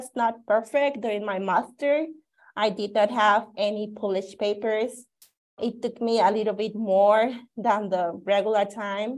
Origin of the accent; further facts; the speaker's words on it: Cutzamala, Guerrero, Mexico; moved away as an adult; also born or lived in Mexico City / Cuernavaca, Morelos; now in Tucson, United States; I was born in Mexico City, and I spent significant part of my childhood in Cutzamala, Guerrero